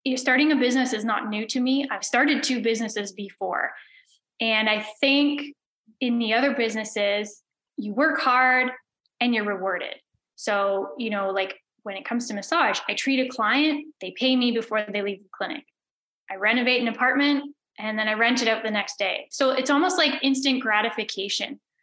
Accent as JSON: {"language": "English", "town": "Belleville", "region": "Ontario", "country": "Canada", "tie": "born or raised there", "lives_now": "Prince Edward County, Canada", "said": "I grew up in Belleville in Ontario. I now live in Prince Edward County"}